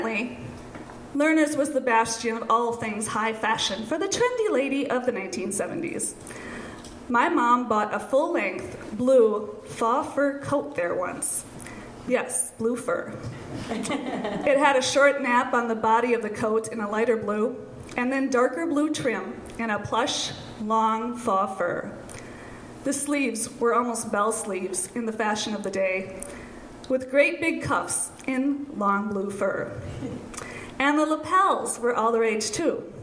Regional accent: St. Paul, Minnesota, United States; born or raised there

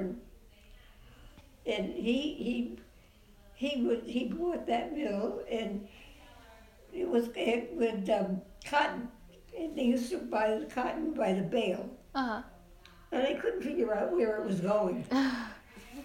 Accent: Fall River, Massachusetts, United States; moved away as an adult; also born or lived in California; I grew up in Fall River, Massachusetts

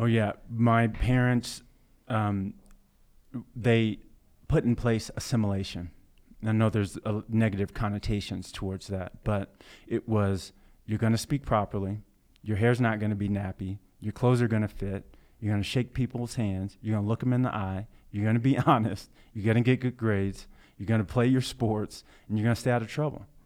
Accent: Blue Springs, Missouri, United States; also born or lived in Kansas City, Missouri; growing up in Blue Springs Hi, in Blue Springs, Missouri, um, predominantly white, neighborhood suburb of Kansas City, Missouri

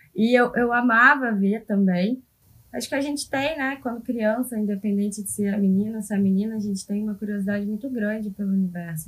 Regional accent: Rio de Janeiro, Brazil; eu sou do Rio

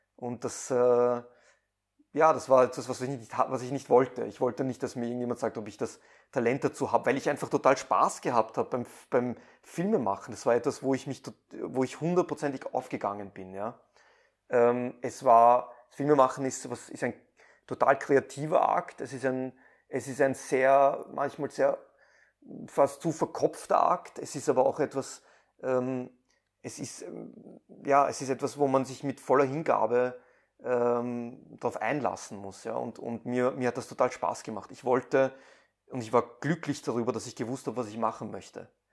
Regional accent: Vienna, Austria; born or raised there; also born or lived in Iran

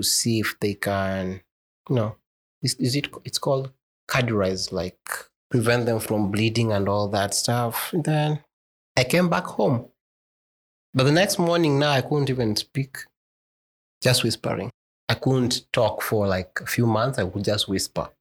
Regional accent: Garissa, Garissa County, Kenya; Born and raised in Garissa, the last born, we only two

